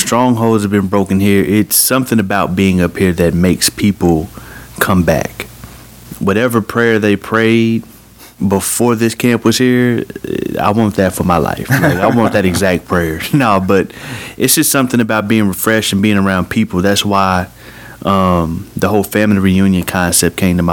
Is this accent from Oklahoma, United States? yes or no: yes; Bartlesville, Oklahoma, United States; moved away as an adult; now in Golden, Missouri, United States; I'm from Bartlesville, Oklahoma